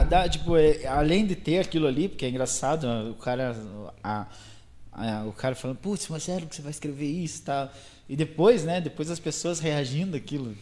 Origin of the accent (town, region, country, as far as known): Guarapuava, Paraná, Brazil